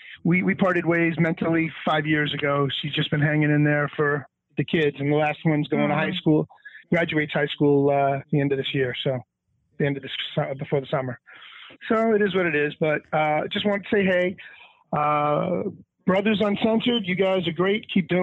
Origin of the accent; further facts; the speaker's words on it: Dix Hills, New York, United States; Hey, hey. Dix Hills, Long Island.